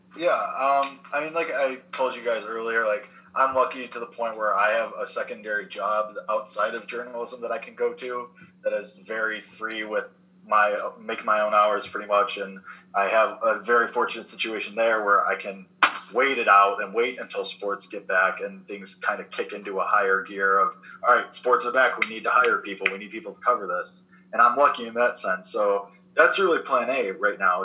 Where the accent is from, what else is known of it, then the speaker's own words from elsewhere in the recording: Chicago, Illinois, United States; I'm a Chicago kid